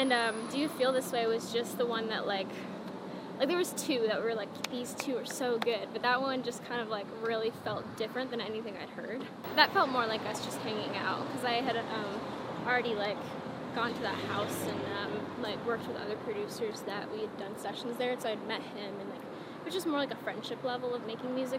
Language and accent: English; Phoenix, Arizona, United States; moved away as an adult; my hometown is, like, a 45-minute flight